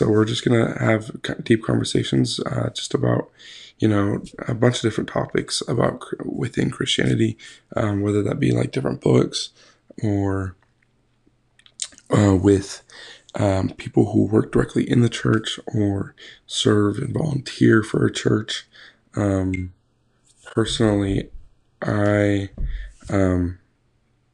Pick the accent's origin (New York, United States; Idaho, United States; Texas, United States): Idaho, United States; So I was born in Idaho, born and raised, lived there for 20 years.